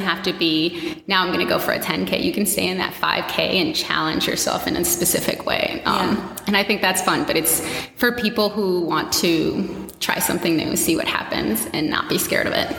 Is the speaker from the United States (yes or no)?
yes; Washington, District of Columbia, United States; I am born and raised in Washington, D.C., a Latina.